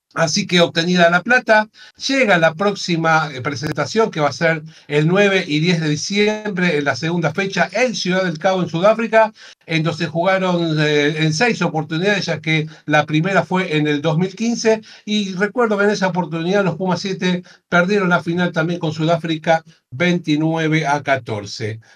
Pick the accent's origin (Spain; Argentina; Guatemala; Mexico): Argentina